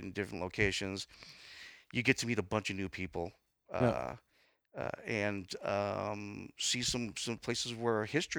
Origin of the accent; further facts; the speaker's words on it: California, United States; now in Nashville, United States; well, we're in Nashville now, but in my home state of California.